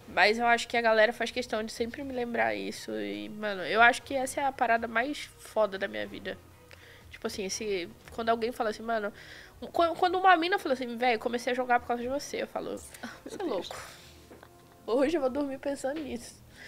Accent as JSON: {"language": "Portuguese", "town": "Belford Roxo", "region": "Rio de Janeiro", "country": "Brazil", "tie": "born or raised there", "moved": "as an adult", "lives_now": "São Paulo, Brazil", "said": "Antes eu morava em Belfor Roxo, no Rio de Janeiro"}